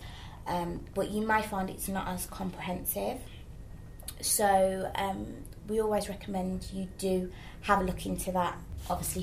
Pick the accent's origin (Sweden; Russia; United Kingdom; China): United Kingdom; accent: Midlands